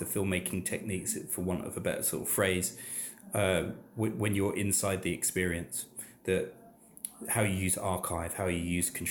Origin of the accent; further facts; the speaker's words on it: London, United Kingdom; I grew up in Southeast London, so not far from the Aylesbury estate, and I went to school in New Cross.